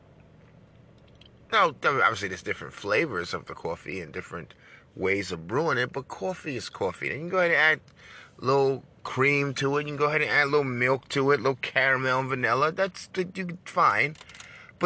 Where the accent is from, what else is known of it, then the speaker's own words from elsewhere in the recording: New York, United States; I'm from New York